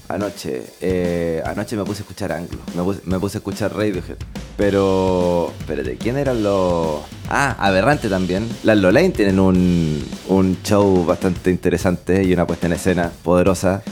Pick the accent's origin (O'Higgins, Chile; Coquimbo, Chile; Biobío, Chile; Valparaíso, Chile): Biobío, Chile; Concepción; also born or lived in Santiago; los dos somos penquistas, pero los dos trabajábamos en Santiago en ese momento